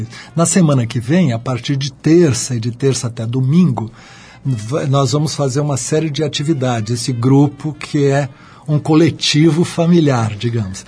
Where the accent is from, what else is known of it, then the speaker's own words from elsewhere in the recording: São Vicente, São Paulo, Brazil; eu nasci em São Vicente, ali colado em Santos, e a, o meu colégio ficava na frente da praia